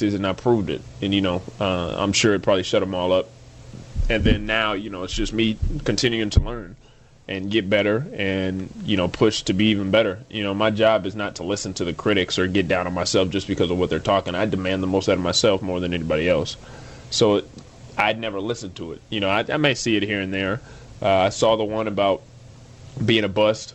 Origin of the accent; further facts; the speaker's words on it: Phoenix, Arizona, United States; grew up in Phoenix